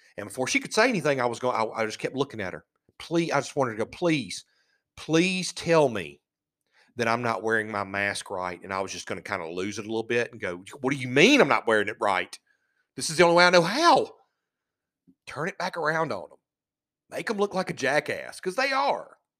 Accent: United States; We're American

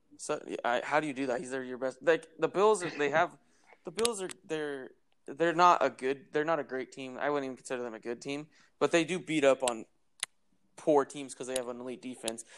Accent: Bay Area, California, United States; we're we're both from the Bay Area, so we've grown up watching the Niners and Raiders

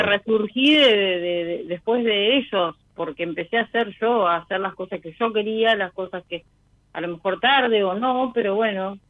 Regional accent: Bolívar, Buenos Aires Province, Argentina; Yo soy de Bolívar

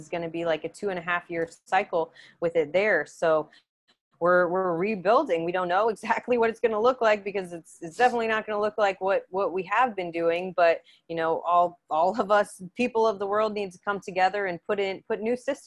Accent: Indiana, United States; moved away; we're both from Indiana too

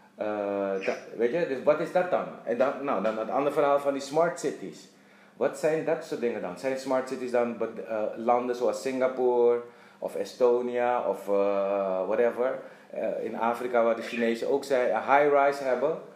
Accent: Suriname; moved away as an adult; also born or lived in Netherlands / Dublin / Curaçao; ik ben geboren getogen in Suriname

